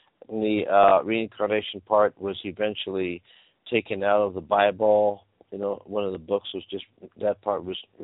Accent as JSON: {"language": "English", "region": "California", "country": "United States", "said": "I'm from California"}